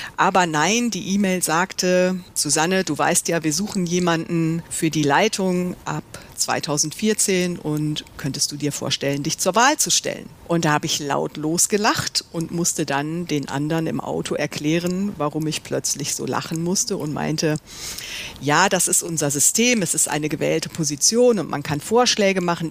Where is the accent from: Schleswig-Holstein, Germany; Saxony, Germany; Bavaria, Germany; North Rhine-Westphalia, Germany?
North Rhine-Westphalia, Germany; Mönchengladbach; moved away as an adult; also born or lived in Düsseldorf / London / East Africa; Ich bin in Mönchengladbach aufgewachsen